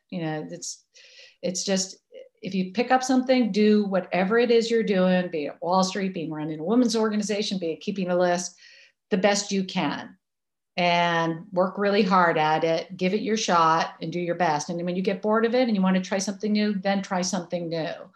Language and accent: English; Massachusetts, United States; now in New York, United States; I grew up in Massachusetts